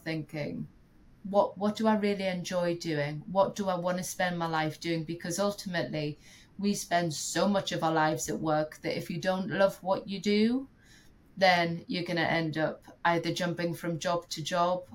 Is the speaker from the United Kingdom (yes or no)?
yes; United Kingdom; as a Brit